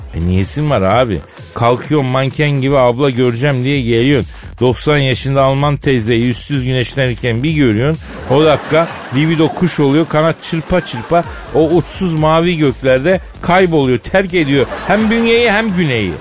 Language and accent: Turkish; Turkey; Türküz kardeşim biz